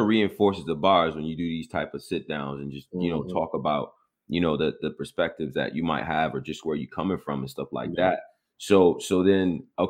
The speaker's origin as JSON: {"language": "English", "town": "Rochester", "region": "New York", "country": "United States", "said": "I'm from upstate New York. I'm from Rochester"}